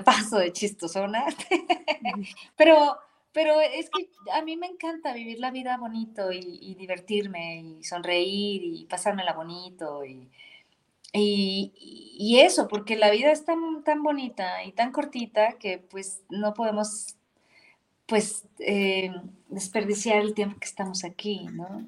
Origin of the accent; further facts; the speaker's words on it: Ciudad Madero, Tamaulipas, Mexico; moved away; crecí con la salsa, porque pues obviamente soy de, de allá de Ciudad Madero, Tamaulipas, y pues allá se escuchaba eso.